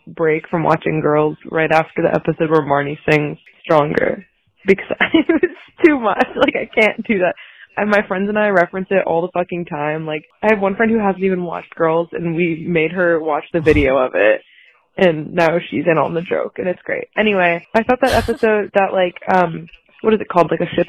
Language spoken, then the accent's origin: English; North Carolina, United States; I'm 19 and I'm from North Carolina. I know, unfortunate.